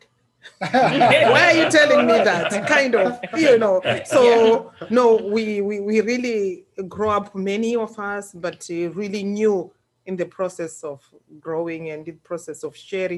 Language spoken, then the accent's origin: English; Mondoro, Mashonaland West, Zimbabwe; Born in Zimbabwe, in the western province of Zimbabwe. They call it Marsh West in my country. And in the constituency, Mondoro is where I come from. And I got educated at Masawi Primary School. That's where I hail from. That's where I was born.